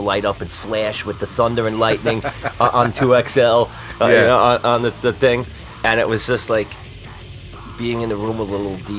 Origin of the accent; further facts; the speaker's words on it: Patchogue, New York, United States; Patchogue and Belport.